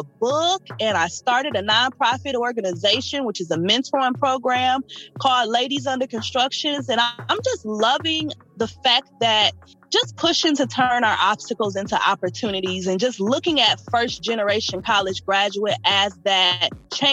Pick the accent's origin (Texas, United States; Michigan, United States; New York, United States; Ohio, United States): Ohio, United States; Toledo; moved away as an adult; also born or lived in Cincinnati, Ohio; now in Indiana, United States; I am originally from Toledo, Ohio. I always say Ohio raised me, Indiana pays me